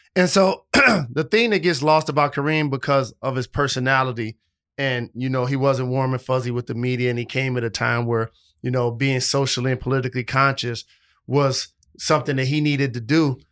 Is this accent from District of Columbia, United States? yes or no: no; Detroit, Michigan, United States; my hometown squad